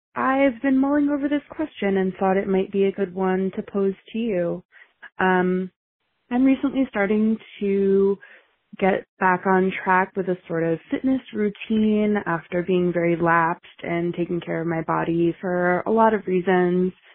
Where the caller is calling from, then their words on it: Jersey City, New Jersey, United States; I'm calling from Jersey City, New Jersey, in the United States